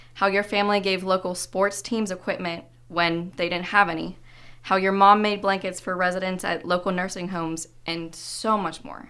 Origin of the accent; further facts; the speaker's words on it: Johnstown, Pennsylvania, United States; moved away; I'm from Johnstown originally